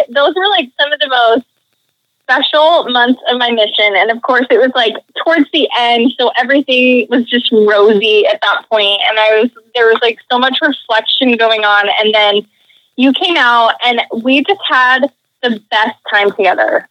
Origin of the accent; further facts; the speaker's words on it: Utah, United States; moved away as an adult; also born or lived in New York / East Coast; I grew up in Utah